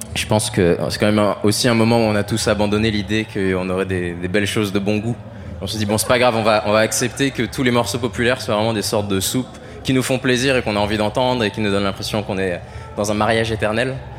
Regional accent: France

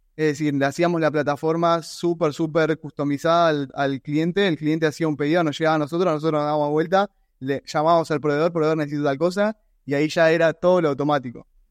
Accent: Argentina; soy argentino

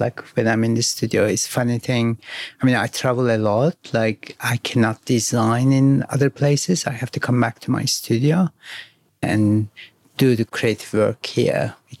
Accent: Izmir, Turkey; I grew up in Izmir, more on the neighbors of the Greece side, like where the islands are, and close to Istanbul.

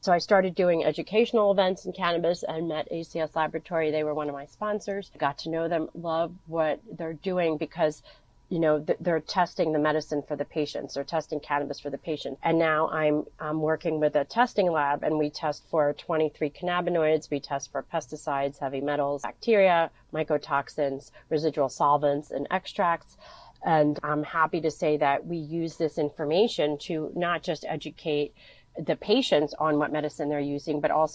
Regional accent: Philadelphia, Pennsylvania, United States; So I'm originally from Philadelphia, you know, grew up, went to school in the city

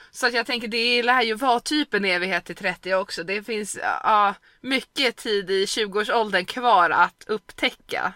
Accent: Stockholm, Stockholm County, Sweden; moved away as an adult; hemma i Stockholm

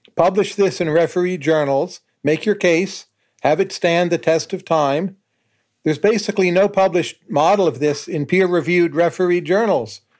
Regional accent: United States; as an American

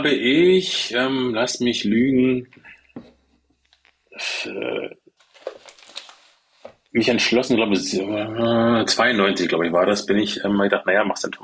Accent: Germany; Ich bin in der DDR groß geworden {S0} mhm. {S1} und da war es ja nicht so mit Rechnern.

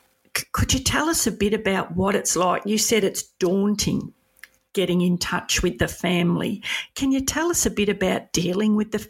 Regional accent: Edithvale, Victoria, Australia; And I come from Edithvale.

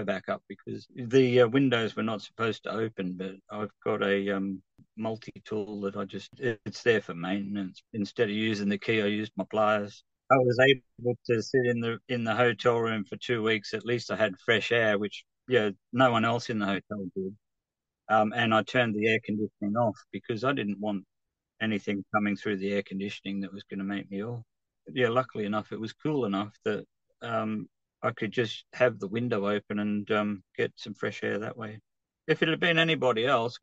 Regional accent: Australia; moved away as an adult; now in United Kingdom; I come from the bush

